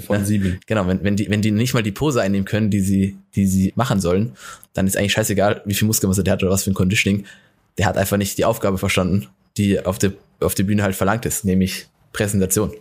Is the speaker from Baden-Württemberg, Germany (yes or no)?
yes; Hockenheim, Baden-Württemberg, Germany; aus dem Ort, wo ich herkomme, aus Hockenheim